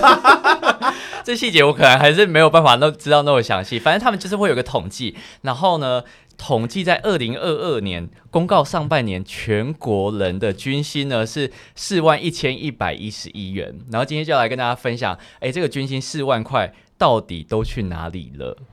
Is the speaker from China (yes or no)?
no; Changhua County, Taiwan; moved away as an adult; also born or lived in Taipei; 我那时候第一次来台北，因为我彰化人